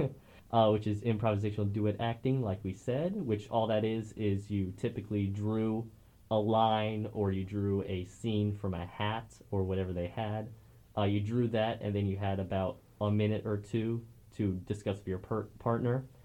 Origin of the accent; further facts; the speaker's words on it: Warrensburg, Missouri, United States; we're both from Warrensburg